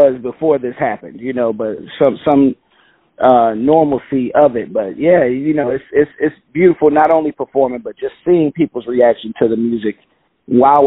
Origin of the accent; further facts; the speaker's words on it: Chicago, Illinois, United States; now in New York, United States; growing up in Chicago, grew up on the South Side